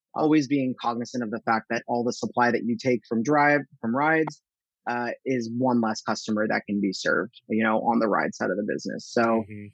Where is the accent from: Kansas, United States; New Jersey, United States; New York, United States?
New Jersey, United States; central; moved away; I grew up in New Jersey and uh, central New Jersey